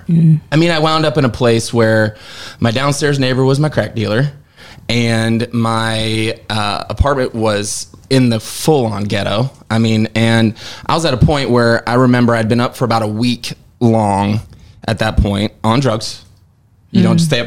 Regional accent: Seattle, Washington, United States; moved away as an adult; now in Nashville, United States; I'm from the Seattle area

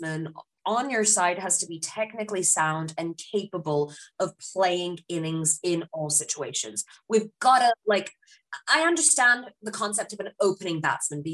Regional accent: United Kingdom; now in New Zealand; as a British Pakistani

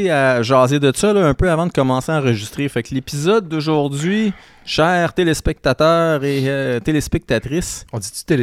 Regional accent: Saint-Félix-de-Valois, Quebec, Canada; born there; Je suis né à Saint-Félix, de Valois.

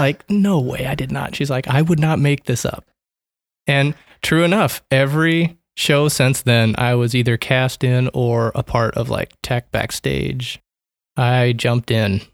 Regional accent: Omaha, Nebraska, United States; Born and raised here in Omaha, Nebraska

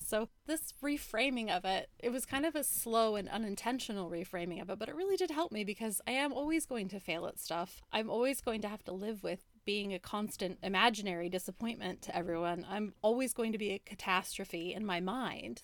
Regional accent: United States; growing up in America

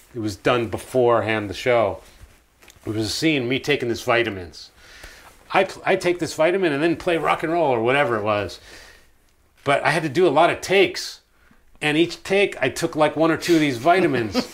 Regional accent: United States; I grew up in America

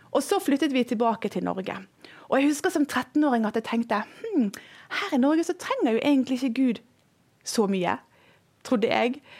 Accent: Indonesia; Jeg har vokst opp i Indonesia. Der jobbet mine foreldre som misjonærer. Og vi bodde langt, langt ute i en jungel.

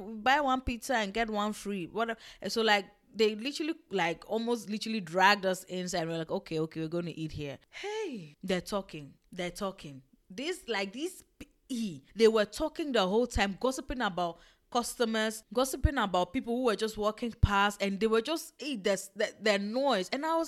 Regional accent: Ghana; born there; Me, that I thought, oh, me, I was born in Ghana, I have the blood, I have everything, my skin is tough, back to the motherland

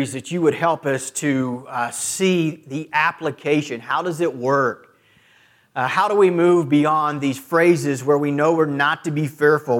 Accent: Clearwater, Kansas, United States; I've never lived anywhere else in this country. Born and raised in Clearwater, Kansas, 20 miles from here

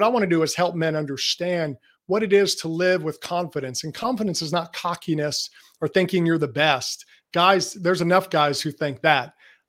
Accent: Jackson, Mississippi, United States; I'm actually from Jackson, Mississippi. And I have to convince people of that because I don't have much of a Southern accent, but I'm in Mississippi and in the Southeast the whole time.

